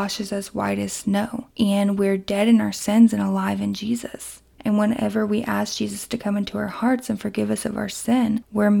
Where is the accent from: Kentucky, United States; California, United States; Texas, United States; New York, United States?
Kentucky, United States; my hometown in Kentucky